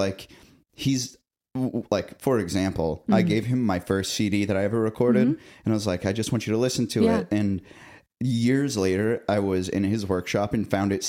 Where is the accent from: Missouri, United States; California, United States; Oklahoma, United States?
Missouri, United States; now in Nashville, United States; I'm from Missouri.